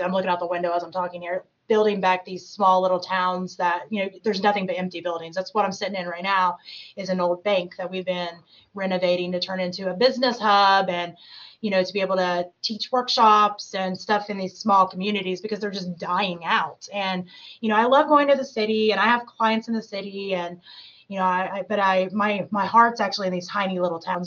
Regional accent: Clinton, Tennessee, United States; also born or lived in Canton, Ohio; now in Cincinnati, United States; I actually grew up in Tennessee

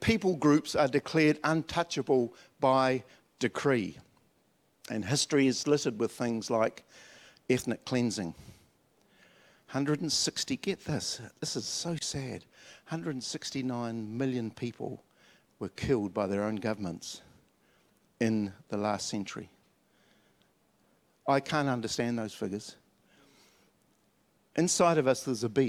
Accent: Dunedin, Otago, New Zealand; When I was a little kid at Wakari School in Dunedin, and up in the hills, I was born in the South Island. I'm a Dunedinite.

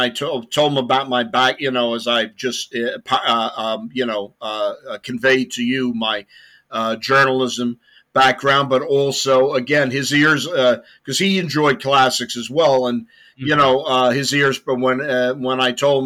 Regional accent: London, United Kingdom; moved away; I was born in London, 1958.

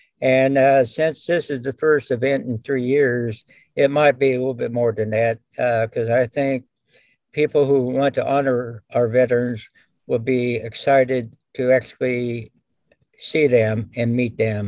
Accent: Fort Dodge, Kansas, United States; I was raised in Fort Dodge, Kansas, the Kansas Soldiers Home, because my father could not maintain a job after the service.

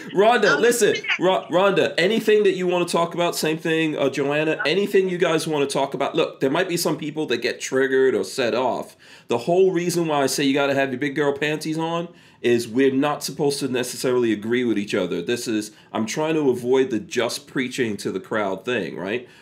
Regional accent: New York City, New York, United States; I grew up in New York City.

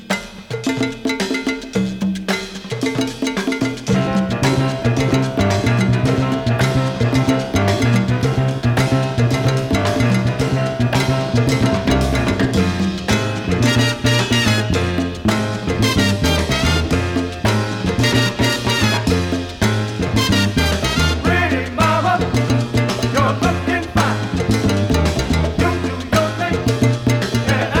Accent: New York, United States; as a New Yorker myself, fifth generation New Yorker, I should say, on my dad's side

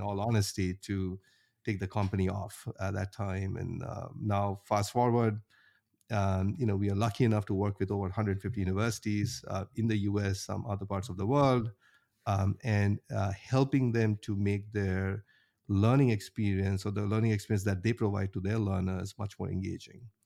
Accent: India; moved away as an adult; now in Cherry Hill, United States; I grew up in India, went to undergrad there in I I T Bombay. And after that, I moved to the U S, uh, in mid two thousands

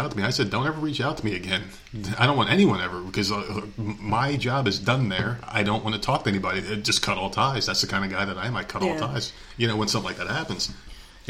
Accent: New Jersey, United States; accent: Northeastern; I'm from New Jersey

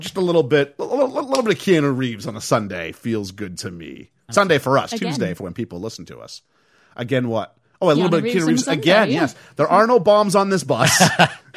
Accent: Canada; moved away; As a Canadian who is very limited French

